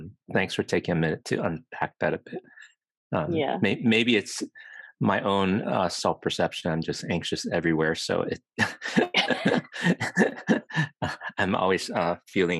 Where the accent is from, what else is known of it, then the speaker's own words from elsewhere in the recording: Virginia, United States; moved away as an adult; now in California, United States; I grew up in the East Coast in Virginia